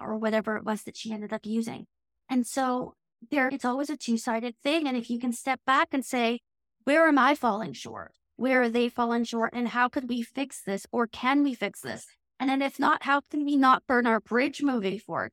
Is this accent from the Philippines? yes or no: no; Canada; accent: Canadian English; my very Canadian English accent